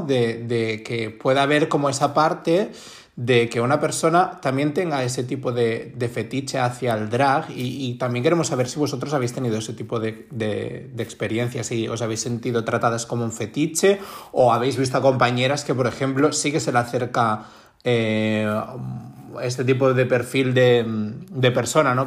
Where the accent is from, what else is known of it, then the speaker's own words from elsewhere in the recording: Barcelona, Catalonia, Spain; yo soy de Barcelona